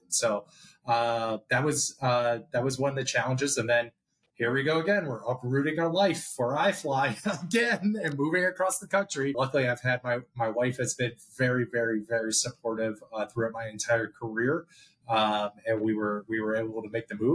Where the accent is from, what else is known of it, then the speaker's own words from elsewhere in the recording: Chicago, Illinois, United States; also born or lived in Scottsdale, Arizona; now in New Jersey, United States; I grew up in Chicago